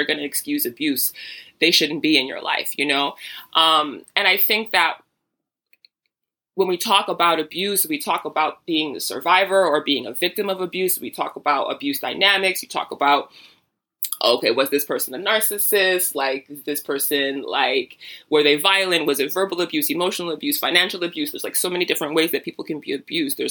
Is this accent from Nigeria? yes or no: yes; Nigeria; I'm Nigerian.